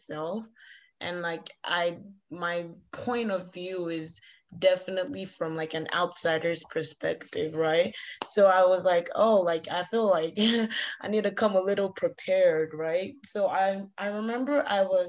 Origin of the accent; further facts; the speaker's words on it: Nigeria; moved away as an adult; now in Canada; I grew up in Nigeria. I'm Nigerian. I'm only in Canada for school.